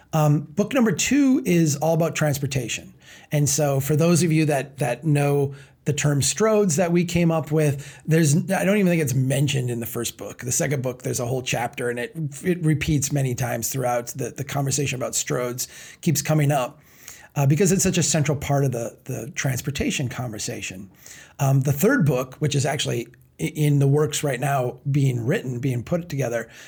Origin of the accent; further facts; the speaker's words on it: Brainerd, Minnesota, United States; my hometown of Brainerd